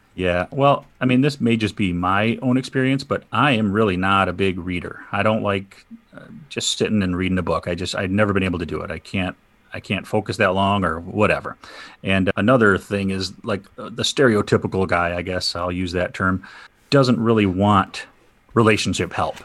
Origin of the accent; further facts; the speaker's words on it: Saginaw, Michigan, United States; I'm from Saginaw, Michigan. I've been here all my life.